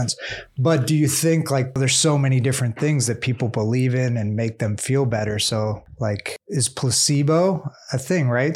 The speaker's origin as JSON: {"language": "English", "region": "Southern California", "country": "United States", "said": "We're from Southern California"}